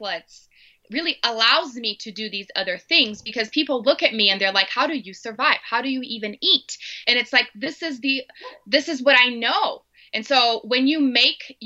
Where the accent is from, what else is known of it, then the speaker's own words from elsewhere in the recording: Brazil; English is a second language; moved away as an adult; now in Denver, United States; So I'm originally from Brazil. I grew up there my entire life, and then I married my American husband and ended up in the U.S.